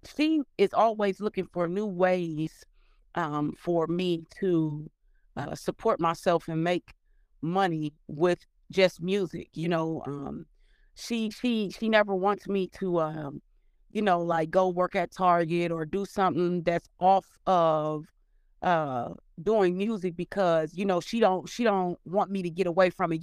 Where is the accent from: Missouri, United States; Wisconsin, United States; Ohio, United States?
Ohio, United States; Cleveland; moved away as an adult; also born or lived in Dayton, Ohio; now in Atlanta, United States; from kindergarten all the way up until sixth grade, seventh grade, I was in Cleveland. And then from seventh grade, from the time I graduated, I grew up in Dayton